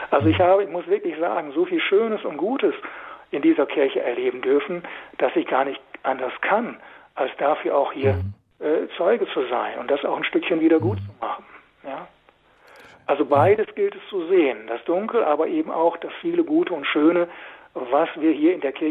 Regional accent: Lower Saxony, Germany; also born or lived in Westphalia; in meiner Heimat in Westfalen, im Osnabrücker Raum

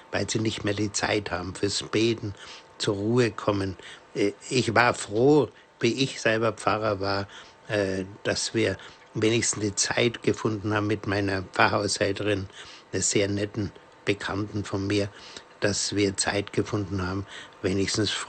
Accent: Bavaria, Germany; Ich komme ja selber aus der Diözese Bamberg und zwar aus dem nördlichsten Teil Coburger Land ist meine Heimat

